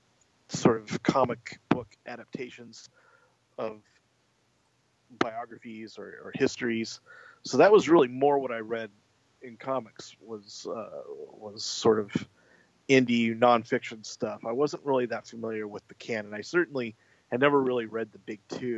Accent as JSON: {"language": "English", "country": "United States", "said": "as an American writer"}